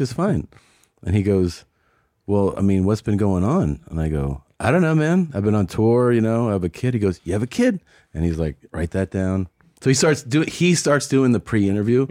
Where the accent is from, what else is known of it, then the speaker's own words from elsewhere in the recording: Cincinnati, Ohio, United States; moved away; I'm originally from Cincinnati